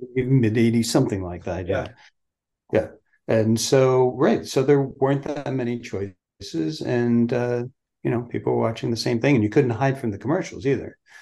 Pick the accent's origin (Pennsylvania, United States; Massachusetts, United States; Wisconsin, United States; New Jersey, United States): New Jersey, United States; we grew up in New Jersey